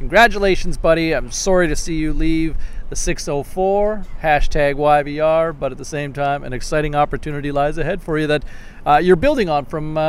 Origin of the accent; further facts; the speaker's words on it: Ottawa, Ontario, Canada; moved away; I grew up in Ottawa.